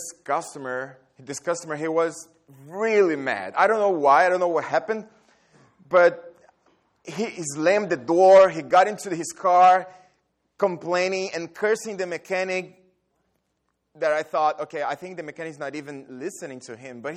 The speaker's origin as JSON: {"language": "English", "country": "Brazil", "also_born_or_lived": "Dallas, Texas", "moved": "yes", "said": "I'm from Brazil, and I lived in Dallas"}